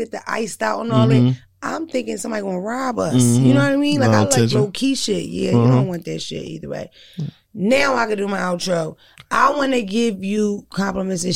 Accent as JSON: {"language": "English", "town": "Philadelphia", "region": "Pennsylvania", "country": "United States", "said": "I'm definitely from Philadelphia."}